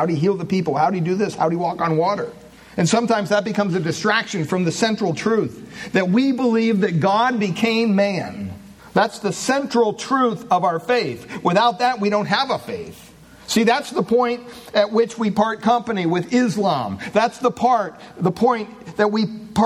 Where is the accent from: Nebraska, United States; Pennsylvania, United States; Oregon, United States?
Pennsylvania, United States; Williamsport; I was born in Williamsport, Pennsylvania